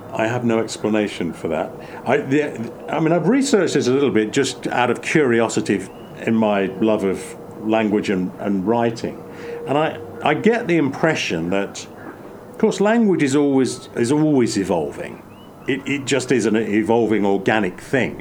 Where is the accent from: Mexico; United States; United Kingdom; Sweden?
United Kingdom; East Midlands; moved away as an adult; also born or lived in Oxford / Charente-Maritime, France; I go back to the Midlands in England, which is where I was born and raised